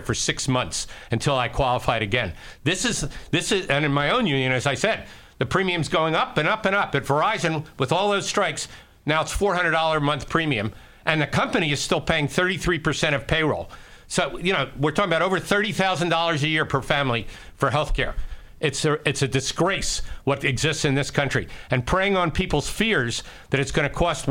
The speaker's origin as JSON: {"language": "English", "town": "Philadelphia", "region": "Pennsylvania", "country": "United States", "tie": "born or raised there", "moved": "yes", "said": "I grew up in North Philly and went to a local high school there"}